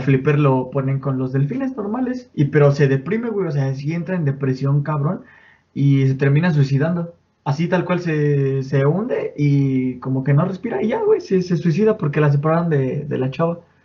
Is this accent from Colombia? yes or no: no; Mexico